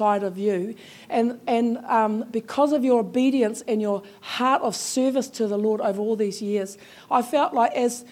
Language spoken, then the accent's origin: English; Taranaki, New Zealand; moved away; I'm from Taranaki and I've recently returned, so that's where I belong now.